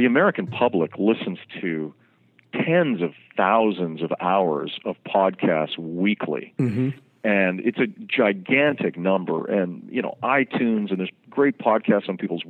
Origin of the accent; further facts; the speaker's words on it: Vancouver, British Columbia, Canada; moved away as an adult; now in New York City, United States; I'm from Vancouver, BC, originally, and then I moved to New York City, I guess, about 11 years ago.